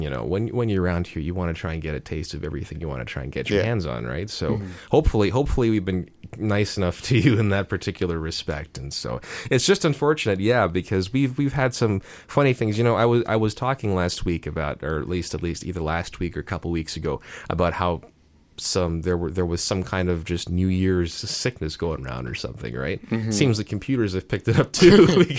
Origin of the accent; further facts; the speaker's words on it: Mississauga, Ontario, Canada; now in Hamilton, Canada; my hometown, Mississauga